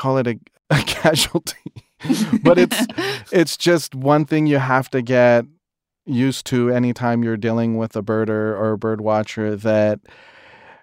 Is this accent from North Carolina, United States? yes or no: no; Los Angeles, California, United States; I'm from Los Angeles, or if you want to be more specific, Highland Parque, a small community in Northeast LA. Growing up here